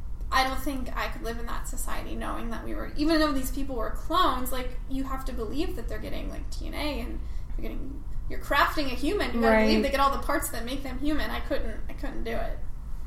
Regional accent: Cincinnati, Ohio, United States; moved away; I'm from Cincinnati, Ohio, originally.

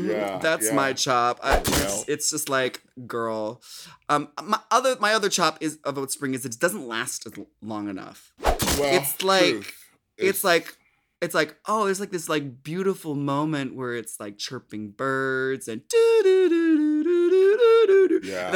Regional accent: Minnesota, United States; Because, like, I'm from Minnesota, so, like, summer is, like, more than half, 9 months out of the year.

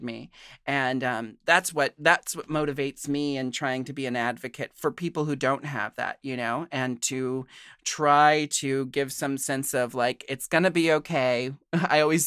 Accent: Portland, Oregon, United States; I grew up in Portland, Oregon, another very safe place to be queer.

